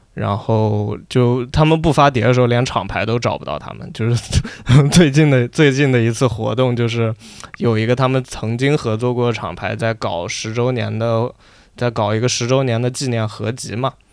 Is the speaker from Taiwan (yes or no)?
no; China; 我作为一个中国人